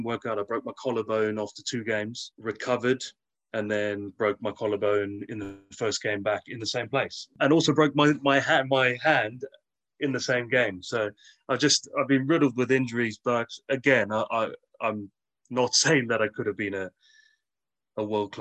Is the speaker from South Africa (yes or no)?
yes; South Africa; I grew up in South Africa